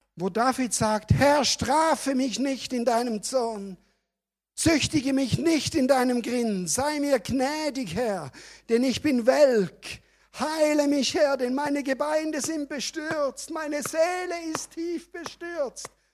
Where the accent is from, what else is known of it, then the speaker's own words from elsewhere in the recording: Switzerland; also born or lived in Calw, Germany; now in Germany; ich bin Deutsche geworden übrigens vor ein paar Jahren, als Schweizer